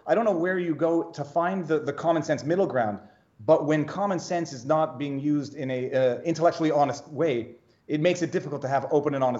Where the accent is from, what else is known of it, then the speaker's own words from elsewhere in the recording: Canada; moved away as an adult; now in Florida, United States; I'm from Canada. I took the firearm safety course in Canada. I'm from a country